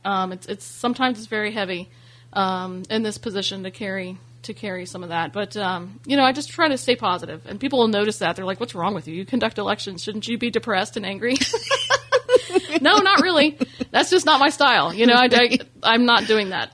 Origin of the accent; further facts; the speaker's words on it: Ormond Beach, Florida, United States; also born or lived in Bunnell, Florida; I'm originally from Ormond Beach, Florida